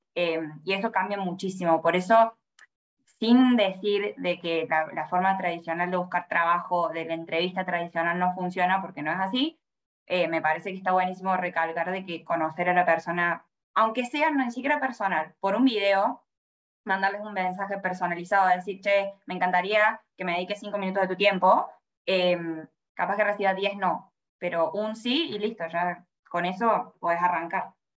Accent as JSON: {"language": "Spanish", "region": "Córdoba", "country": "Argentina", "also_born_or_lived": "Sydney, Australia", "moved": "as an adult", "lives_now": "Melbourne, Australia", "said": "yo tengo 26 años, soy de Córdoba, Argentina"}